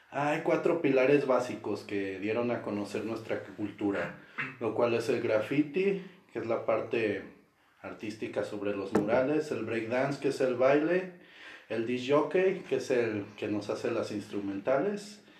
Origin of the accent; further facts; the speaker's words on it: Guanajuato, Mexico; soy de aquí de Guanajuato Capital.